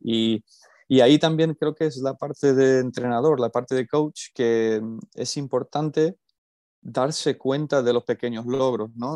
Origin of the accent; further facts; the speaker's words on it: California, United States; moved away as an adult; also born or lived in Extremadura, Spain; now in Alcalá de Henares, Spain; yo soy originalmente de California, nací allí, me crié allí, fui al instituto allí, fui a la universidad allí